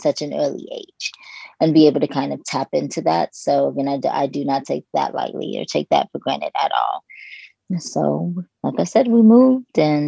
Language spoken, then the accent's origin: English; Los Angeles, California, United States; also born or lived in Kentucky; So I was born in Kentucky, and I lived there until I was 8. Okay. And then, yes, we moved to Los Angeles